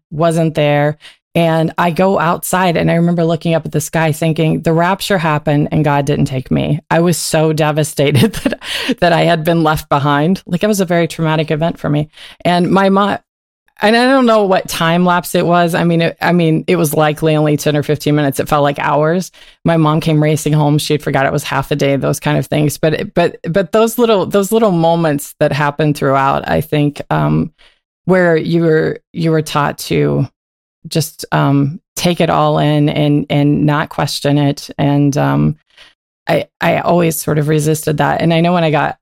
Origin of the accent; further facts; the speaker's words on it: Coal City, West Virginia, United States; moved away as an adult; also born or lived in Fairmont, West Virginia / Arizona; I grew up right outside of Coal City.